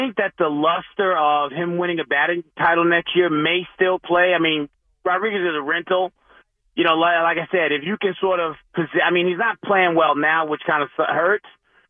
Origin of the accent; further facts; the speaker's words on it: New York, United States; born and raised in New York